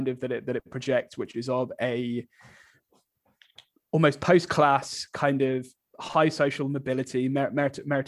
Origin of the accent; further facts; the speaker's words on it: Birmingham, West Midlands, United Kingdom; I grew up in Birmingham